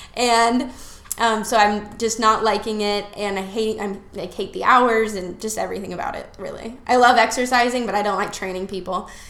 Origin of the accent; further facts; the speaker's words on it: Las Vegas, Nevada, United States; moved away as an adult; also born or lived in Utah; now in Florida, United States; I grew up in Las Vegas, Nevada.